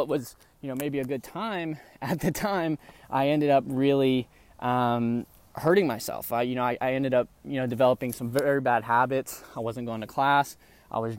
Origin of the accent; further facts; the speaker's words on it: Dallas, Texas, United States; also born or lived in Tupelo, Mississippi; I'm from the Texas area. I've been pretty much not born there, born in Tupelo, Mississippi, but I was definitely raised there since I was young over in the Dallas area